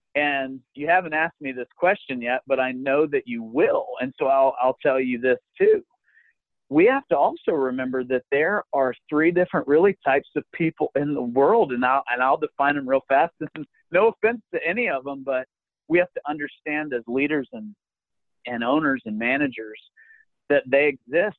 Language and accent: English; Alpharetta, Georgia, United States; my hometown of Alpharetta Roswell